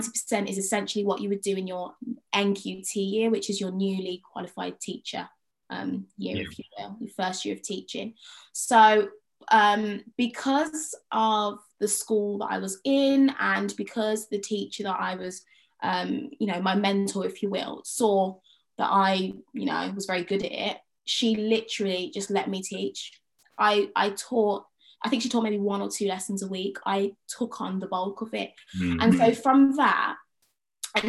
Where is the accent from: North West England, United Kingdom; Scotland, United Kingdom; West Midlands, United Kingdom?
West Midlands, United Kingdom; Birmingham; moved away as an adult; Do I move home in the summer and look for work in Birmingham or in and around Birmingham